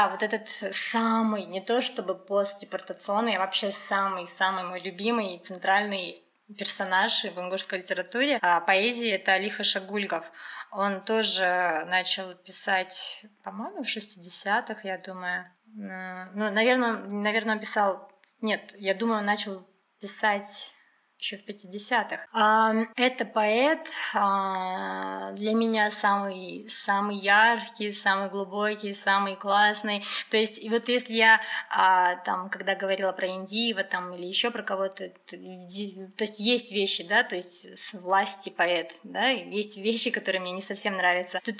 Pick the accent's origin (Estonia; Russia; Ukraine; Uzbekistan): Russia; Ingushetia; Я узнал, что мы из Кавказа